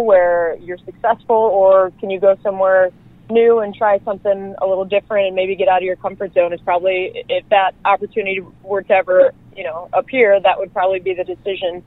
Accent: Mount Prospect, Illinois, United States; moved away as an adult; also born or lived in Iceland / Sweden; being back in my hometown and having all of my family and friends come out and support me regularly

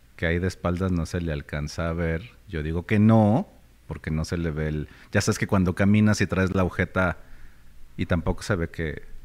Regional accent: Mexico; como mexicano

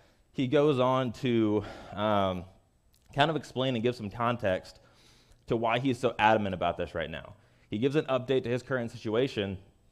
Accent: Kansas City, Missouri, United States; I'm from Kansas City

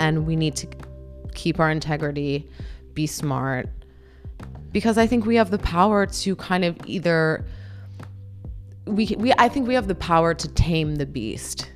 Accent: Cleveland, Ohio, United States; now in Los Angeles, United States; I grew up in Cleveland, Ohio

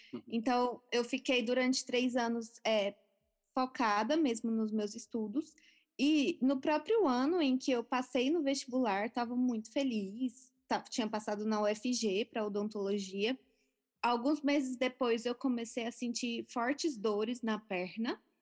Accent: Goiânia, Goiás, Brazil; Eu nasci na cidade de Goiânia, Goiás. Nasci no dia 3 de maio de 1988. Sempre tive uma infância normal, era uma criança super saudável. É, cresci então em Goiânia

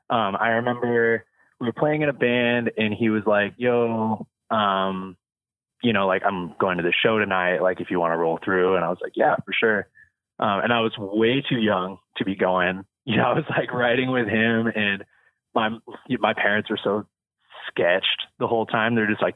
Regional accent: Yuba City, California, United States; born and raised in California for sure. Been here my whole life. But I grew up in Northern California, like in a small town, outside of Sacramento called Yuba City, which no one has ever heard of. But, yeah, I born and raised there

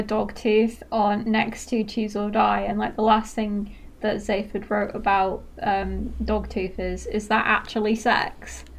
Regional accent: Manchester, North West England, United Kingdom; accent: Mancunian; I've lost a lot of my accent. I don't really sound Mancunian anymore. I wish I did.

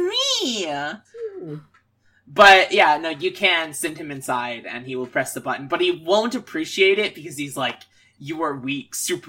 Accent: Alabama, United States; I'm from Alabama

